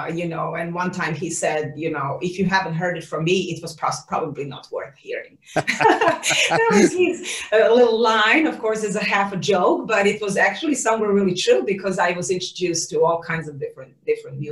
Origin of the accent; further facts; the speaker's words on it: Serbia; moved away as an adult; also born or lived in Netherlands; now in Los Angeles, United States; growing up in Serbia.